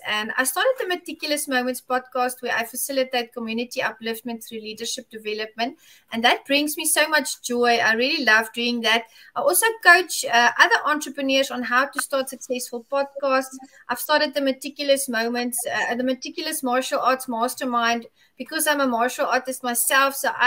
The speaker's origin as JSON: {"language": "English", "country": "South Africa", "said": "from South Africa"}